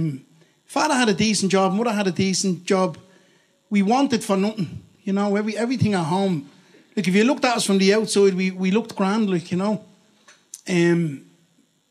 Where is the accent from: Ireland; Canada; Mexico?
Ireland; Dublin, Leinster; moved away as an adult; also born or lived in Cork; I'm from Ballymun in Dublin. Born and reared in Ballymun.